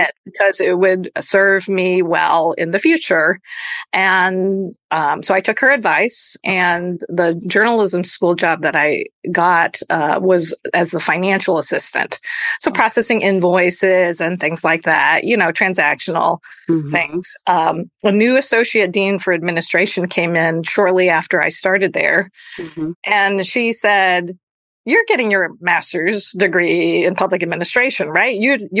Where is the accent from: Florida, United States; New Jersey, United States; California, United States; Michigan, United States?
Florida, United States; Tampa; moved away as an adult; also born or lived in New York; I was coming from Florida. I went to high school in Tampa, Florida.